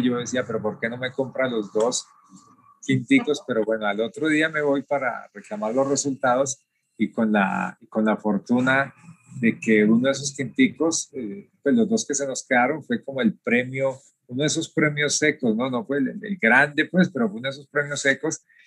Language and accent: Spanish; Cali, Valle del Cauca, Colombia; also born or lived in Tuluá, Colombia; Nací en Tuluá, el corazón del valle, y desde muy niño eh, empecé a hacer labores de campo junto a mis abuelos, y, ya más o menos como a los nueve años, eh, mi abuelo nos lleva hacia una ciudad grande como la ciudad de Cali